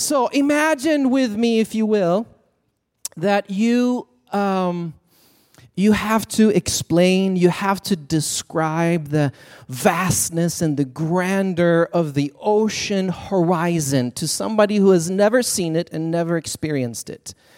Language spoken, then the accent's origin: English; Sweden; moved away as an adult; I was born and raised in Sweden, so I came as an international student.